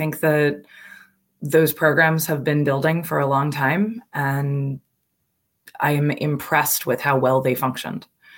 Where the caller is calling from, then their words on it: New Jersey, United States; So I am calling today from New Jersey. I'm visiting my parents